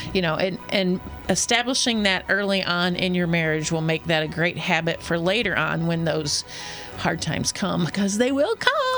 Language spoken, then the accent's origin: English; Atlanta, Georgia, United States; I'm originally from Atlanta